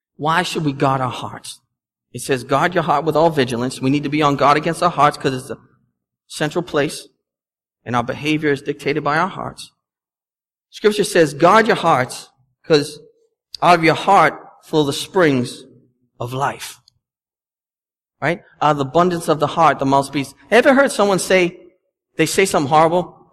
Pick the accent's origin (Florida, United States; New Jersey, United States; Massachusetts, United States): Massachusetts, United States; Boston; accent: Boston; my Boston accent